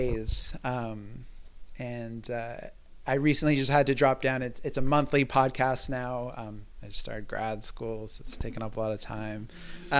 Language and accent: English; Toronto, Ontario, Canada; now in Montreal, Canada; I was growing up in Toronto as a teenager